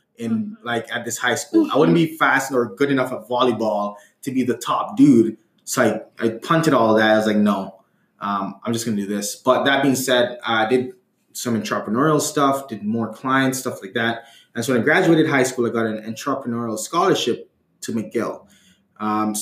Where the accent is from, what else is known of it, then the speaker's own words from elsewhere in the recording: Jamaica; I'm Jamaican.